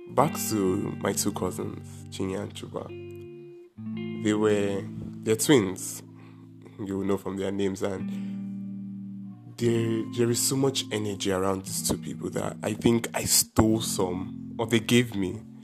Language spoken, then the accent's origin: English; Anambra, Nigeria; I am from Anambra State in Nigeria, and it's an Igbo state